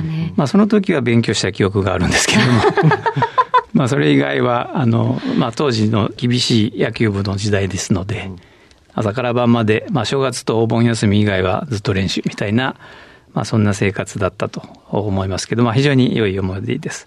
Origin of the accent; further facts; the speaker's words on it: Nagoya, Aichi, Japan; 出身地は愛知県名古屋市で、えー、生まれました